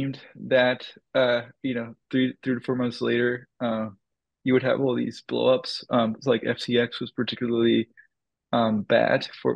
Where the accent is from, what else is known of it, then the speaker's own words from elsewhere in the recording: Dominican Republic; moved away; I grew up in the Dominican Republic